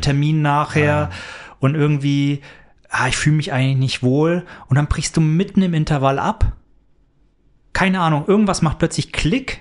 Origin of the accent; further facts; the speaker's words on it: near Nuremberg, Bavaria, Germany; moved away; Ich komme aus der Nähe von Nürnberg ursprünglich.